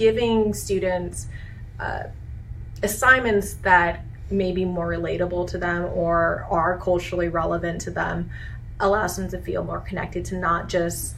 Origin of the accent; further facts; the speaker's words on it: California, United States; moved away; I'm originally from California